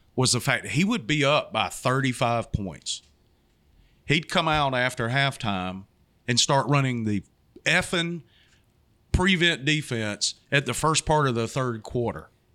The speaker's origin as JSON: {"language": "English", "region": "Georgia", "country": "United States", "tie": "born or raised there", "moved": "yes", "lives_now": "Florida, United States", "said": "I grew up in Georgia"}